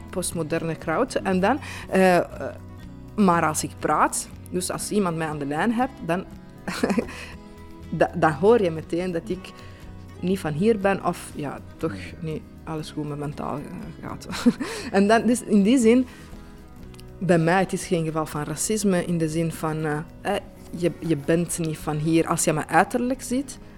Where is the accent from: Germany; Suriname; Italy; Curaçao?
Italy; Dutch is a second language; moved away as an adult; now in Belgium; ik ben Italiaans, maar ja, eh, ik woon hier sinds vijf jaar.